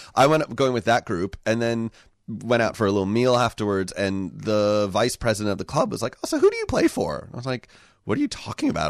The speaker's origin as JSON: {"language": "English", "country": "United States", "tie": "born or raised there", "moved": "yes", "lives_now": "Victoria, Australia", "said": "I grew up in the U S."}